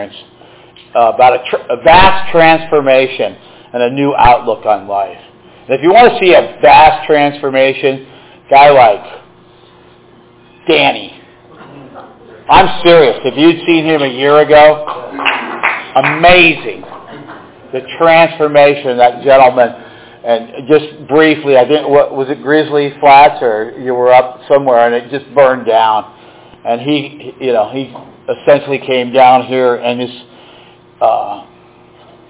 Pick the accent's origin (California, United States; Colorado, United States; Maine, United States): California, United States; Marin County; I grew up in Marin County